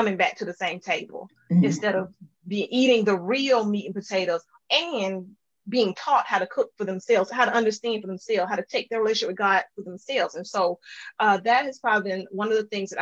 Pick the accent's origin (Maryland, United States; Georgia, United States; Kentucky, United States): Georgia, United States; LaGrange; moved away; I grew up in LaGrange, Georgia, on the other side of the state.